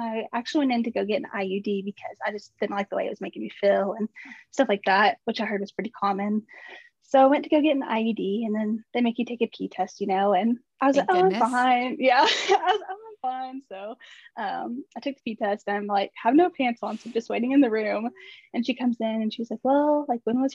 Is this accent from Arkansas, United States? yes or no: yes; Arkansas, United States; I'm from Arkansas